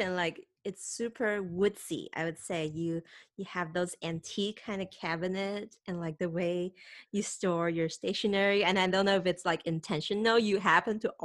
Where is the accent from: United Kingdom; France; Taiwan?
Taiwan; I'm from Taiwan